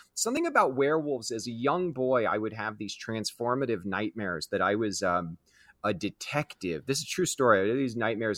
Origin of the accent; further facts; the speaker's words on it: Kansas City, United States; I grew up in Kansas City